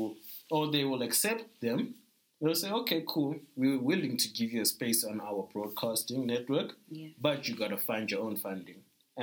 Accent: South Africa; I think South Africans really feel like we're just South African, and then there's Africa.

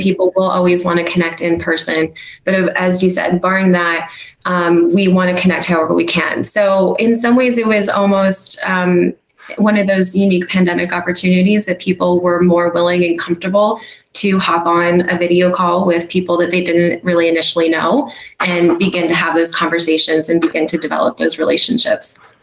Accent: United States; as an American

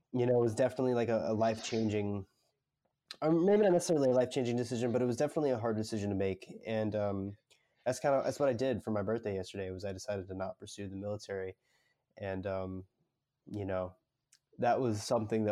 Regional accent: Northwest Florida, United States; moved away as an adult; now in South Florida, United States; I'm in South Florida, and I'm from Northwest Florida, but I live in South Florida for college right now

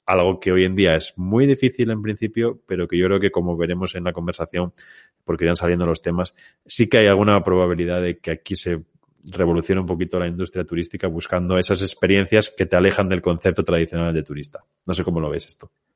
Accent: Spain

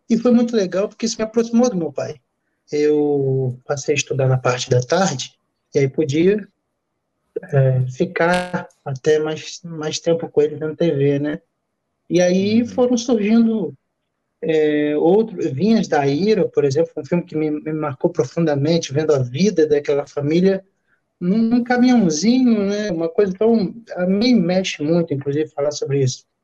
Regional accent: Campos dos Goytacazes, Rio de Janeiro, Brazil; Eu sou do, natural da, do interior de, do Rio, na né, cidade de Campos Goitacazes

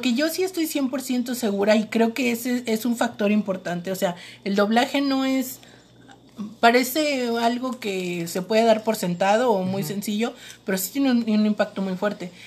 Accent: Mexico; somos vecinos de Estados Unidos

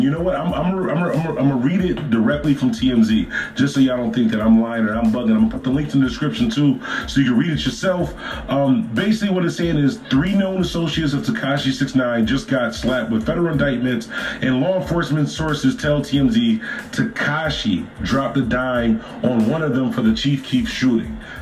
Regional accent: Buffalo, New York, United States; I'm from Buffalo, New York

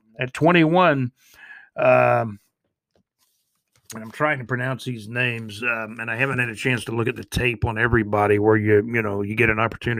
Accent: Jacksonville, Florida, United States; He's from right here in Jacksonville, Florida, my hometown, and Mac Jones's hometown.

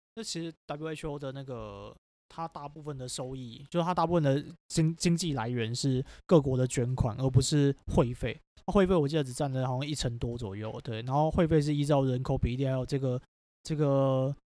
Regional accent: Taiwan; 我们台湾人也是有一些反制的措施

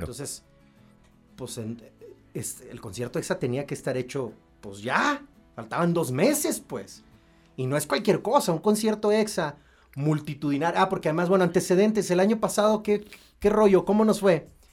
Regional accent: Querétaro, Mexico; moved away as an adult; also born or lived in Hermosillo, Sonora / León, Guanajuato; soy sonorense, ¿no? Pero bueno, me crié en Querétaro

